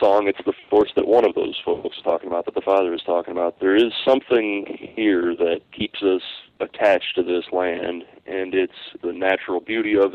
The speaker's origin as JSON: {"language": "English", "town": "Long Lake", "region": "New York", "country": "United States", "tie": "born or raised there", "said": "I grew up basically in the heart of the Adirondacks"}